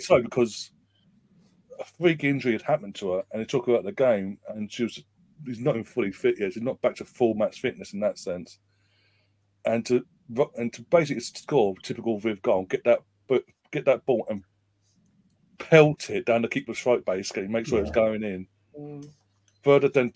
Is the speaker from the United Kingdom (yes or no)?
yes; England, United Kingdom; I'm obviously English, but Irish blood on my mum's side